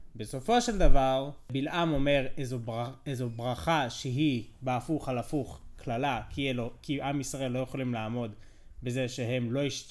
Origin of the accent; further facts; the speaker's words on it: United States; now in Israel; אני אמריקאי